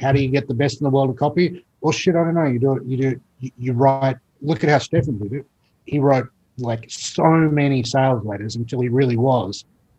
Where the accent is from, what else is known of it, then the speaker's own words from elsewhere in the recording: Australia; And even as an Australian